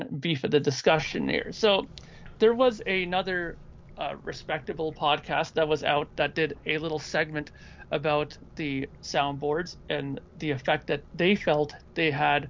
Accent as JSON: {"language": "English", "town": "Toronto", "region": "Ontario", "country": "Canada", "said": "I'm from the Toronto area"}